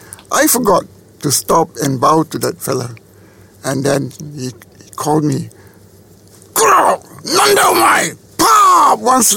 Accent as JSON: {"language": "English", "town": "Taiping", "region": "Perak", "country": "Malaysia", "tie": "born or raised there", "also_born_or_lived": "Ipoh, Malaysia / Tapah, Malaysia / Singapore", "said": "At that time, I was in Taiping. I was born in Ipoh, Perak, and we were in Taiping. My father was a government servant."}